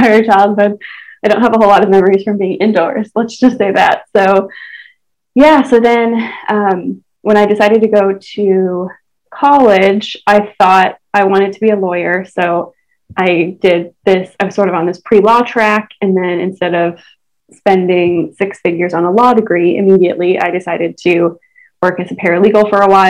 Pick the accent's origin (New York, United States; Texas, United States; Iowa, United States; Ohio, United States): Iowa, United States; Ottumwa; moved away; I grew up in Southeast Iowa. I'm from a town called Ottumwa